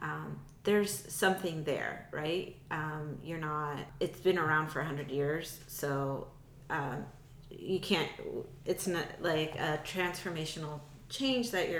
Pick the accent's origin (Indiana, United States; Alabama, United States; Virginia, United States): Virginia, United States; Fairfax County; I grew up in Fairfax County